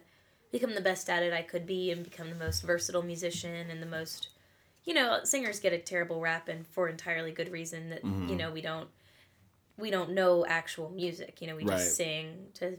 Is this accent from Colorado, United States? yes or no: yes; Denver, Colorado, United States; moved away as an adult; now in Nashville, United States; I'm from Denver area